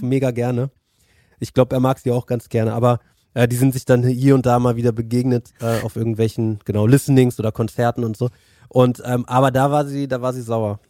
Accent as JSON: {"language": "German", "region": "Berlin", "country": "Germany", "said": "Ich bin ja Berliner"}